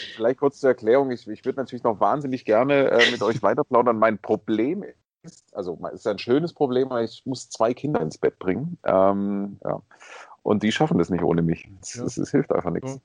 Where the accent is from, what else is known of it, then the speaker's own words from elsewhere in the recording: Swabia, Germany; ich, bin ja Schwabe